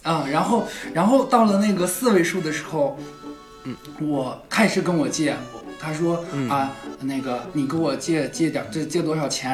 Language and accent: Chinese; Hohhot, Inner Mongolia, China; 我是内蒙古呼和浩特的